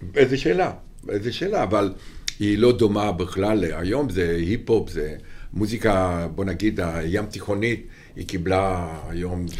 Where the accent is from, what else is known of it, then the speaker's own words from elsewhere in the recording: Romania; Hebrew is a second language; moved away as an adult; now in Israel; אני בא מרומניה, הכל בוץ, והכל גשם, ואיכס